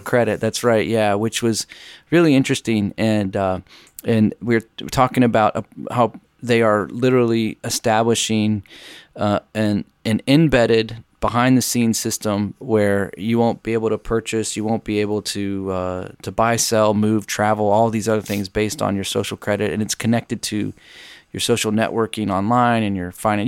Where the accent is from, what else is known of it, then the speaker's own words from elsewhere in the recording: United States; as an American